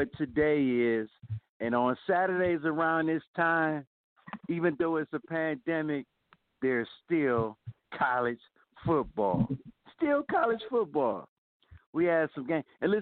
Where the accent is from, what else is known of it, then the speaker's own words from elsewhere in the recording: Ohio, United States; I'm from Ohio. Even though I'm a Florida State fan, I'm from Ohio